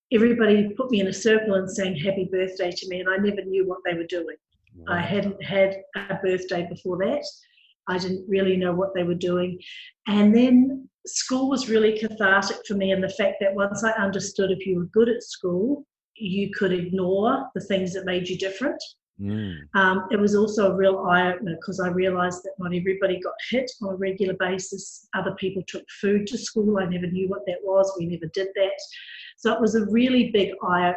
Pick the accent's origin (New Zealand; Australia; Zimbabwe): New Zealand; Auckland; I was born in South Auckland in the poor part.